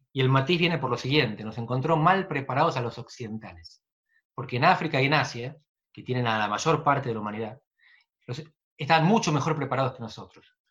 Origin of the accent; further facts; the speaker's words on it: Navarro province of Buenos Aires, Buenos Aires Province, Argentina; moved away as an adult; Yo crecí en la barría entre los cuatro y los dieciocho años